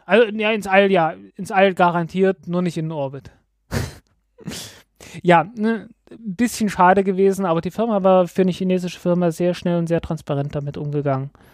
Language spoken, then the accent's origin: German; Germany; als Deutscher